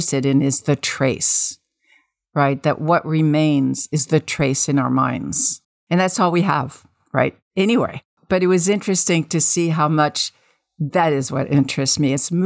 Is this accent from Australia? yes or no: no; Tunisia; moved away; also born or lived in Paris, France; I grew up in North Africa, in Tunisia, but we lived in Paris for a couple of years from 5 to 7